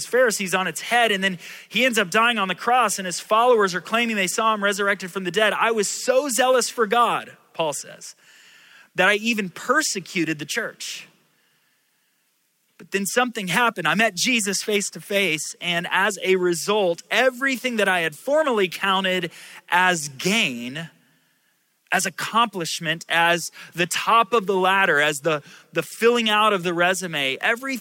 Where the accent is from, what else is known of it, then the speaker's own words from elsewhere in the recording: Orlando, Florida, United States; also born or lived in Indiana; I was born in Indiana, but moved here when I was 9 months old, got here as soon as I could. And so I consider myself a Floridian